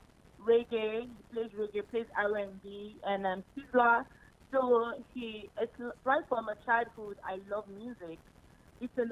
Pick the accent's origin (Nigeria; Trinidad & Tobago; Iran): Nigeria; I'm an Igbo from Nigeria